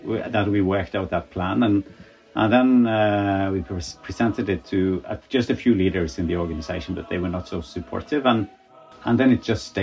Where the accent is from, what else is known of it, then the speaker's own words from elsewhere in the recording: Norway; also born or lived in Azerbaijan; we come from Norway